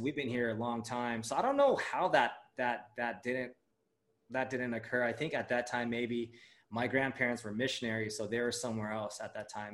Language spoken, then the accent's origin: English; Los Angeles, California, United States; first language Japanese; also born or lived in Japan; growing up in LA, being uh, being Asian American is like the norm